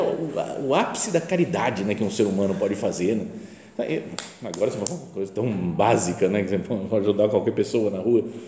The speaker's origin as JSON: {"language": "Portuguese", "country": "Brazil", "also_born_or_lived": "Italy", "said": "sou brasileiro"}